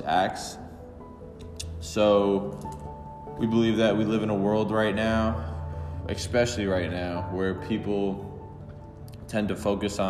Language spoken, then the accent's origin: English; Bayonne, New Jersey, United States; I grew up in Bayonne, New Jersey. I've been in New Jersey my whole life